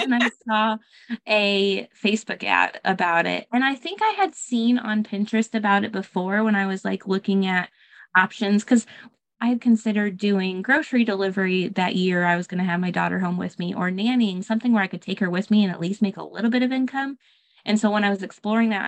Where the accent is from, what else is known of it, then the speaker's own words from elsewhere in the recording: Michigan, United States; moved away as an adult; also born or lived in Texas; I'm actually originally from Michigan, but I moved across the states to Texas to teach